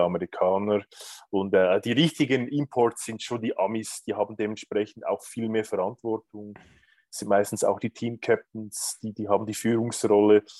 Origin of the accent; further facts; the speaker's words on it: Lucerne, Switzerland; also born or lived in Greece; komme aus Luzern, aus der Zentralschweiz